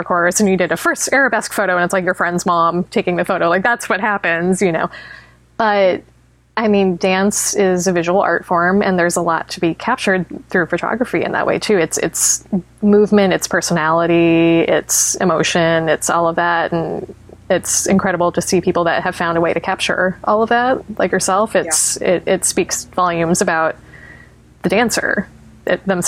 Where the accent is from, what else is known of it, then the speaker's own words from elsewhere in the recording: Tucson, Arizona, United States; growing up in Tucson